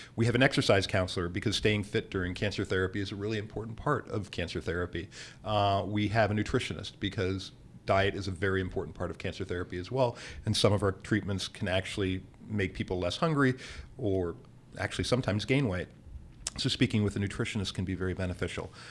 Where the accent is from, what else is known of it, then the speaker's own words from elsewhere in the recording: Bethlehem, Pennsylvania, United States; now in New Orleans, United States; I was born and raised in Bethlehem, Pennsylvania